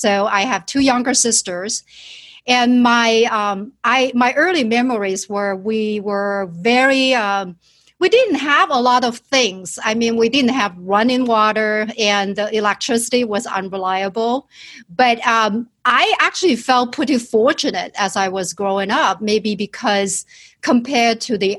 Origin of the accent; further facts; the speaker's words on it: southern China, China; English is a second language; moved away as an adult; now in United States; I was born and raised in China and in southern part of China.